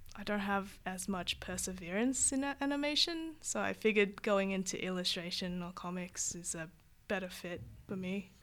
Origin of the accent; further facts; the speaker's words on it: Vietnam; now in Australia; I'm from Vietnam. We had a lot of Lucky Luke and, uh, Tin Tin